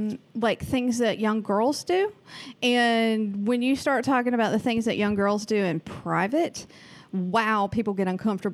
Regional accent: the South, United States; accent: Southern; now in Oregon, United States; I am from the South.

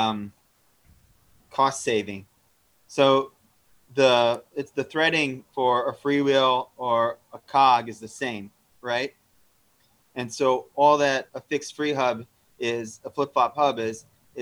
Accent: Houston, Texas, United States; moved away as an adult; also born or lived in New York; now in New York City, United States; I grew up in Houston

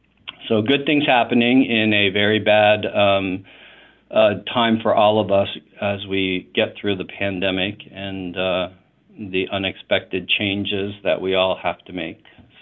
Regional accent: Philadelphia, Pennsylvania, United States; I grew up in Philadelphia, or raised in healthcare in Philadelphia, for the first 15 years of it in academic hospital systems.

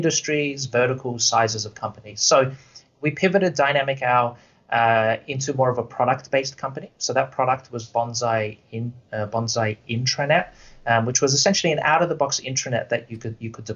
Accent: Australia; moved away as an adult; now in Vancouver, Canada; if you can't tell by the accent, I'm not Canadian or I'm not from here. I'm originally from Australia

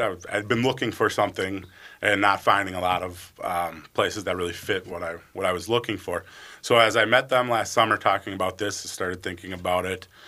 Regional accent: White Bear Lake, Minnesota, United States; also born or lived in Bemidji, Minnesota / Eau Claire, Wisconsin; I grew up in White Bear Lake, so a northeast suburb of the Twin Cities.

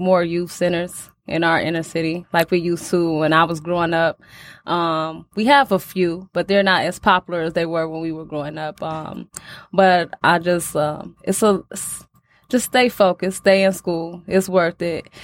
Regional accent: Detroit, Michigan, United States; Growing up in Detroit, really, you know, it's more rough

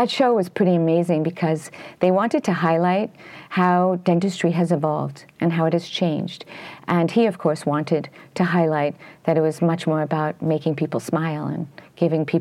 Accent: New York City, New York, United States; I came from Brooklyn, and it was in Sheepshead Bay

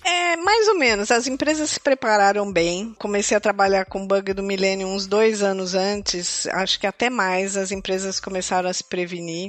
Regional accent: Campinas, São Paulo, Brazil; moved away as an adult; now in Portugal; eu nasci em Campinas, no interior de São Paulo

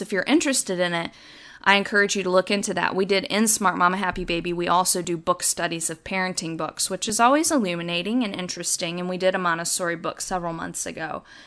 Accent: the South, United States; When I was little growing up in the South

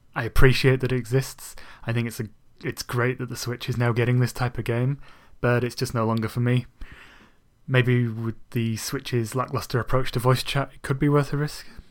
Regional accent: Bradford, Yorkshire and the Humber, United Kingdom; moved away; back in my hometown of Bradford

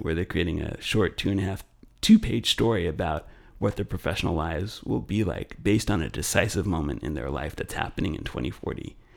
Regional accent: Los Angeles, California, United States; I grew up in Los Angeles

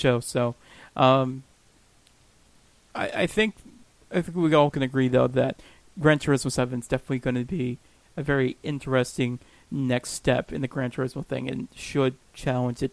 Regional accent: Pennsylvania, United States; I'm from Pennsylvania.

